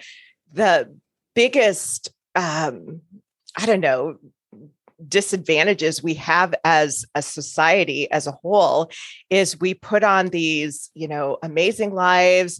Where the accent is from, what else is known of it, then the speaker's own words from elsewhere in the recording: Chicago, Illinois, United States; now in Omaha, United States; I'm originally from the Chicago area in the States. And currently, I live in Omaha, Nebraska